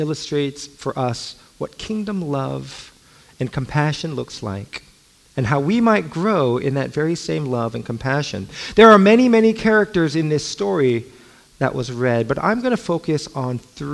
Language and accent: English; Los Angeles, California, United States; also born or lived in Alexandria, Virginia; I grew up